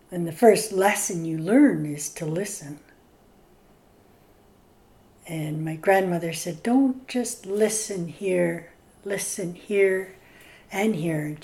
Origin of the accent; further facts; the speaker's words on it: British Columbia, Canada; I'm from Staelis and Scowlitz. Right now, I've lived here in Tehuic Nation on Skalkail First Nation, married for 49 years